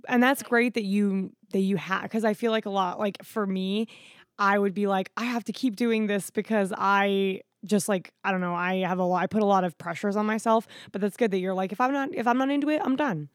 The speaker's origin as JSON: {"language": "English", "region": "Florida", "country": "United States", "said": "I'm from Florida"}